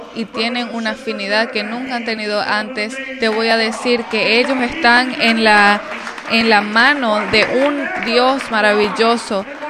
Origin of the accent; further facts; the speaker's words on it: United States; como americanos